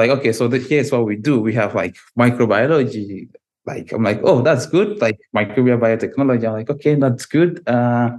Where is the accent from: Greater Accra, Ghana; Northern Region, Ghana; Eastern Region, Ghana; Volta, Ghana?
Northern Region, Ghana; Tamale; moved away as an adult; also born or lived in North East Region, Ghana; now in Russia; But I grew up entirely in a different city. Maybe it's like a big town, also in the northern part of Ghana, but in a different administrative region. It's called Tamale.